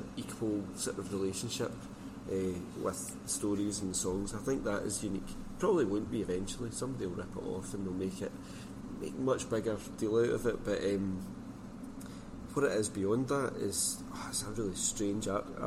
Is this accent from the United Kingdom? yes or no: yes; Scotland, United Kingdom; being Scottish and from a particular part of Scotland.